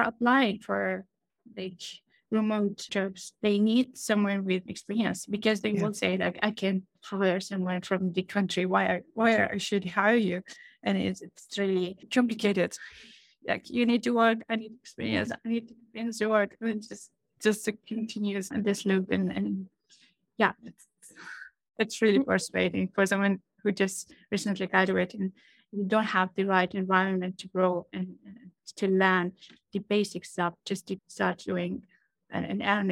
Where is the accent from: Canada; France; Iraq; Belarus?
Iraq; I'm from Iraq